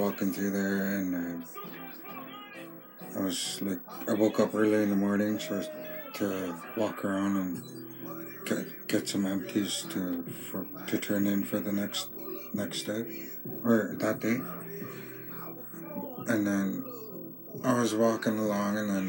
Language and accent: English; Greenville, British Columbia, Canada; also born or lived in Terrace, British Columbia; I live in Greenville, BC. I'm originally from Greenville, BC.